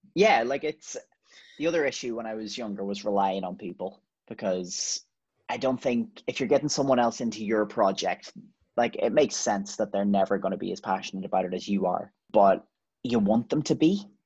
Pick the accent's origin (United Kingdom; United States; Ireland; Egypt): Ireland; as as Irish people